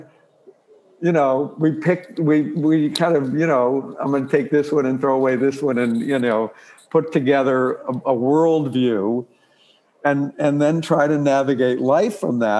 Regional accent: Ireland; I'm born Irish

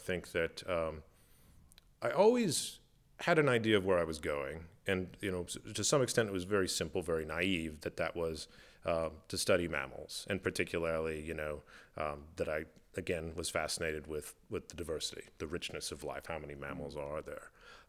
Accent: Midwest, United States; those things that are accessible maybe to you as a kid growing up in the Midwest. But I knew that's where I wanted to go.

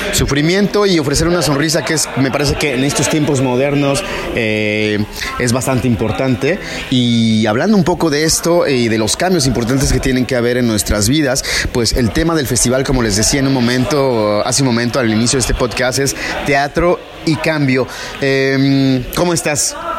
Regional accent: Mexico; soy mexicano o mexicana

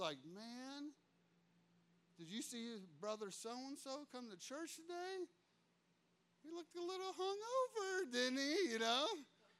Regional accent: United States; I'm an American

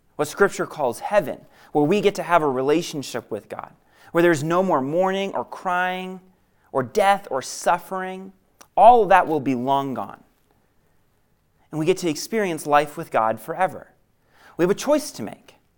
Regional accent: New England, United States; I grew up in New England, and growing up in New England, I was bred to be a Red Sox fan

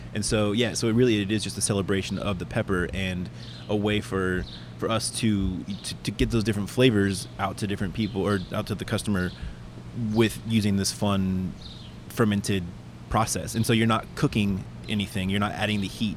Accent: Lawrence, Kansas, United States; moved away as an adult; now in Atlanta, United States; my hometown school system in Lawrence, Kansas

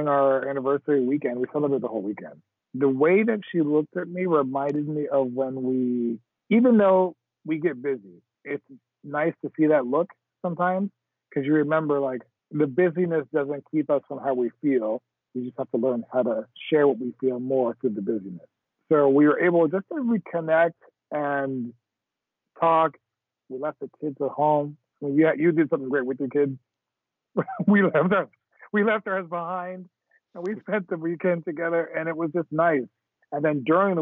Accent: Jamaica; I'm Jamaican

